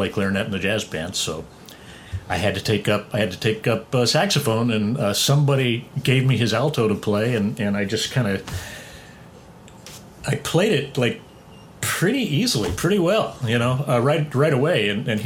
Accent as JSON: {"language": "English", "area": "San Fernando Valley", "region": "California", "country": "United States", "tie": "born or raised there", "said": "I grew up in the San Fernando Valley"}